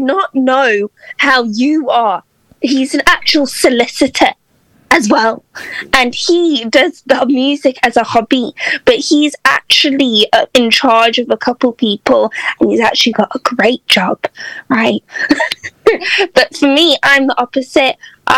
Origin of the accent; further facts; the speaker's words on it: South Africa; moved away as an adult; now in Liverpool, United Kingdom; I'm from South Africa originally, born and raised, but my mom's British.